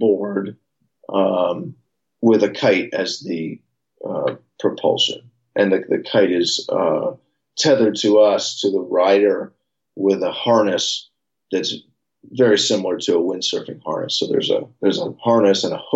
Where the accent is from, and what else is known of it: San Francisco, California, United States; born or raised there